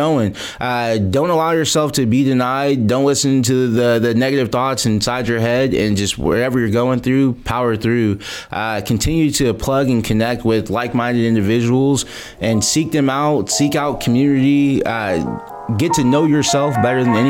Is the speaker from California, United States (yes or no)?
yes; Modesto, California, United States; I'm born and raised in the Central Valley, born in Modesto, California